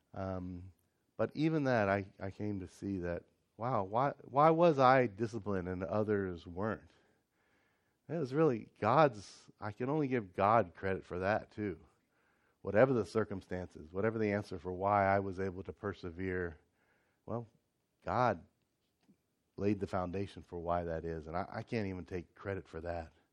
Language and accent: English; United States; moved away; I'm American